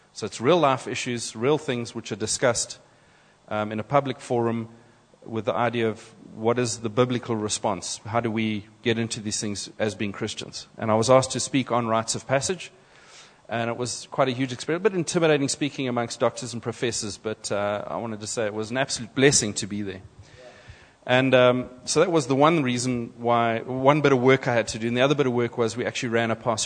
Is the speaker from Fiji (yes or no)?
no; South Africa; first we're South African